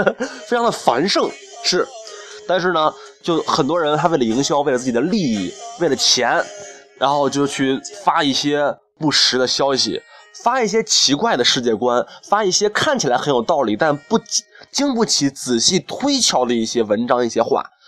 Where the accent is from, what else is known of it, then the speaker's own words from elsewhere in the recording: China; 我们中国人呢，这个普遍素质，实话实说，并没有跟上这个时代的发展